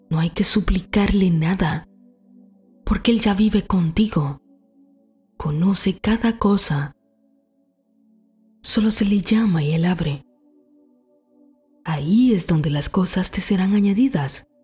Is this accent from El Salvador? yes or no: no; Dominican Republic; moved away as an adult; aún vivía en mi país, República Dominicana, y era un perfecto comienzo para mi carrera